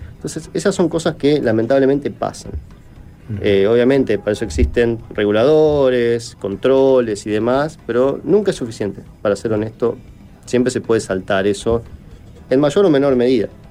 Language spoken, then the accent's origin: Spanish; Argentina; en mi país es muy común, en Argentina